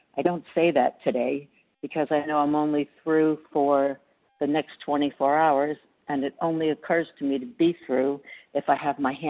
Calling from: Reno, Nevada, United States; I'm recovering from Reno, Nevada.

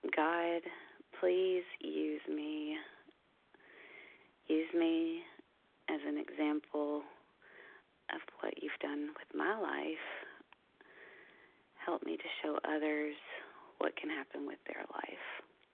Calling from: Kentucky, United States; I am a recovered compulsive overeater from Kentucky, but I'm actually calling from Longboat Key, Florida this morning.

